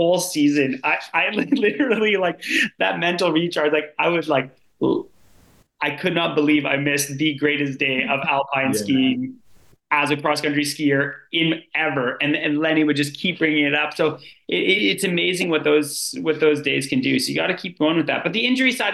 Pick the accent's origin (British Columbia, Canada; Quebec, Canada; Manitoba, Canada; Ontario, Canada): Ontario, Canada; Sudbury; now in Canmore, Canada; I'm from Sudbury, Ontario